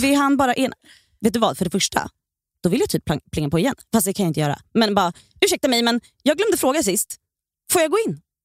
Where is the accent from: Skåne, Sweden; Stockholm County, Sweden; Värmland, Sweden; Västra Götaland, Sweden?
Stockholm County, Sweden; Stockholm; jag är uppväxt i Bredäng också, men där mm. är jag hela tiden. Ja. Jag, där har jag varit sedan jag föddes tills idag